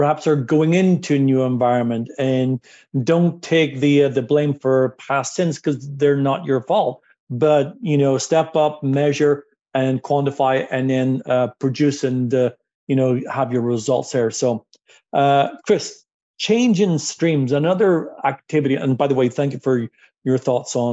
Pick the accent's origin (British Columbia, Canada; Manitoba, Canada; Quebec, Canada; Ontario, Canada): Ontario, Canada; Toronto; I'm from Toronto